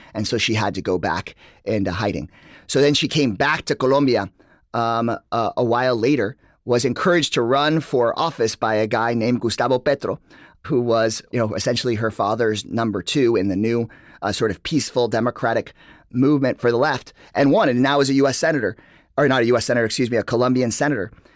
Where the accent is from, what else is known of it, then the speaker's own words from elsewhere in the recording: Texas, United States; I'm from Texas